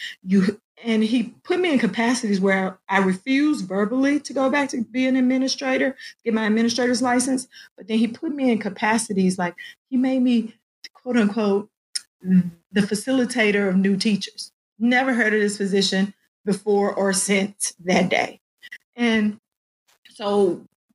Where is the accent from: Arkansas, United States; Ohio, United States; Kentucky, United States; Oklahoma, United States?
Arkansas, United States; moved away as an adult; now in Fayetteville, United States; I was in a small district, my hometown